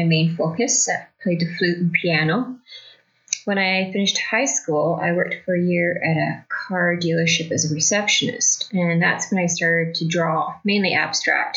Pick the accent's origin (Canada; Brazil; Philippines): Canada; Burlington, Ontario; now in Haliburton, Canada; I grew up in Burlington, Ontario